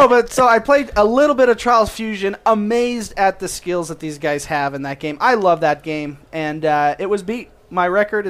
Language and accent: English; United States; I'm American.